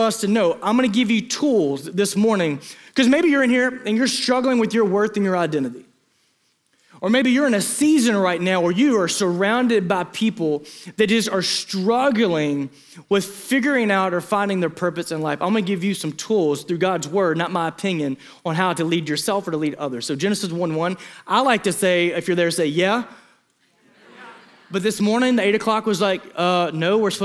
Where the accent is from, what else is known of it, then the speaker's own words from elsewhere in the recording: Eastern Arkansas, United States; growing up in Eastern Arkansas